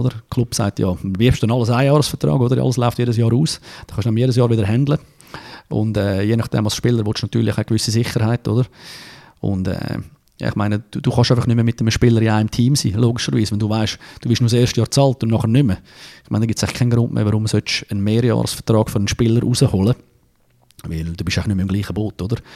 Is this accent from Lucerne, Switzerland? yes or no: no; Zurich, Switzerland; ich bin Zürcher, als Zürcher darfst du ein bisschen arrogant sein